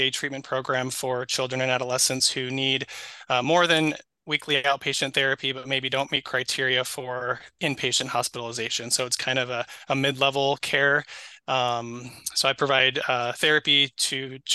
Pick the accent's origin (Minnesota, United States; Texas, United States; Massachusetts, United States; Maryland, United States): Minnesota, United States; Twin Cities area; also born or lived in Provo, Utah / Idaho; now in Rochester, United States; So born and raised in Minnesota. So not in Rochester, but I was born and raised up in the Twin Cities area. So Minneapolis, St. Paul suburbs